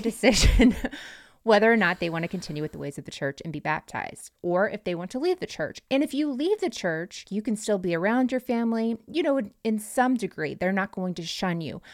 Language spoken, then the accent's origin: English; North Florida, United States; Where I'm from in North Florida, we had a bunch of Amish